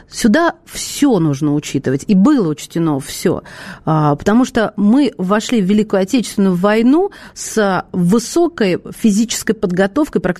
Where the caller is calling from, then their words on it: Khabarovsk, Khabarovsk Krai, Russia; я из Хабаровска.